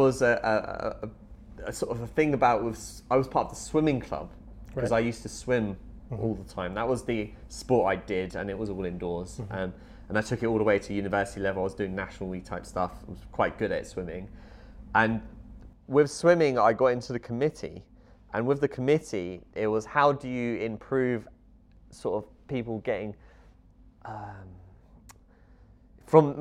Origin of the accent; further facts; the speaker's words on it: Luton, East of England, United Kingdom; I was brought up in Luton, a bit of an urban area